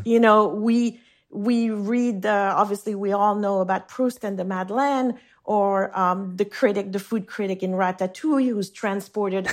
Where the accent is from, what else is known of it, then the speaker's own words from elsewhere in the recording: Geneva, Switzerland; first language French; English is a second language; moved away as an adult; now in New York, United States; the house I grew up in on Lake Geneva